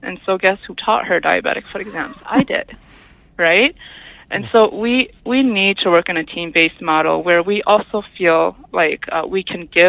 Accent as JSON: {"language": "English", "town": "La Crosse", "region": "Wisconsin", "country": "United States", "tie": "born or raised there", "moved": "as an adult", "lives_now": "Red Cliff Reservation, United States", "said": "I grew up in La Crosse, Wisconsin, which is not too far from Madison"}